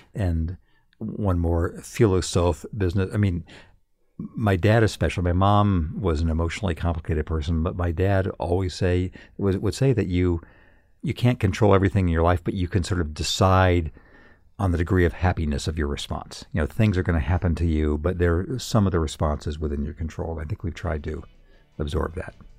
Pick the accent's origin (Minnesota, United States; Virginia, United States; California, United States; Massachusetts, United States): California, United States; Redlands; moved away; my hometown of Redlands, California, when I was a kid